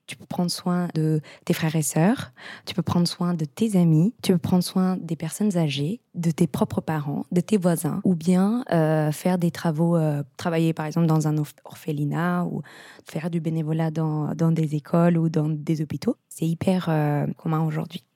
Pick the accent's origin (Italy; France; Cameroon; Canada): Italy; moved away; also born or lived in Netherlands; je suis italienne